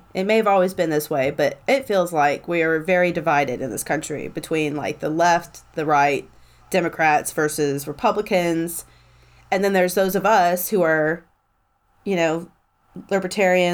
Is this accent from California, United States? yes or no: no; Tennessee, United States; I'm from Tennessee